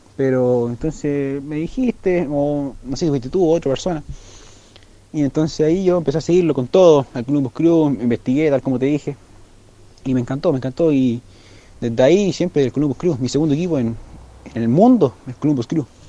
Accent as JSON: {"language": "Spanish", "country": "Chile", "said": "yo soy de Chile"}